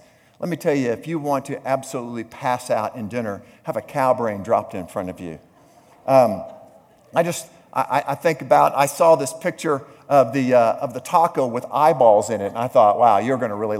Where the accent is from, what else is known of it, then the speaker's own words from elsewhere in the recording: the South, United States; moved away; I grew up in the South